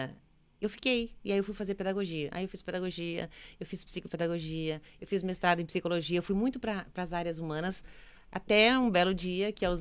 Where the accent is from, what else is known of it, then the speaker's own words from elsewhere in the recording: Santo Ângelo, Rio Grande do Sul, Brazil; Eu sou a gaúcha, família... gaúcha. É, nasci nas Missões, na capital das Missões, Santo Ângelo. Eh, nasci em março, no dia 18 de março